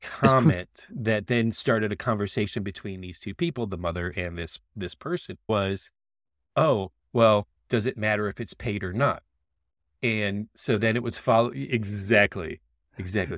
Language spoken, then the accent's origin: English; Florida, United States; I grew up in Florida